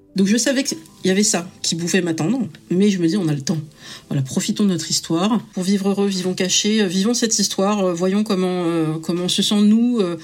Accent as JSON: {"language": "French", "country": "France", "tie": "born or raised there", "said": "je suis euh, française dans le sens où je suis née en France et c'est ma culture"}